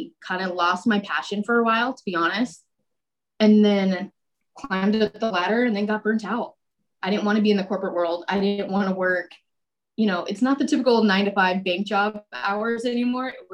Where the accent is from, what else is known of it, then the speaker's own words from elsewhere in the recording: El Cajon, California, United States; I grew up in El Cajon